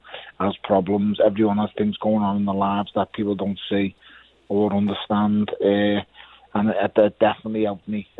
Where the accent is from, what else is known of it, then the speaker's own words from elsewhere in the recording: Liverpool, North West England, United Kingdom; I'm a kid from Liverpool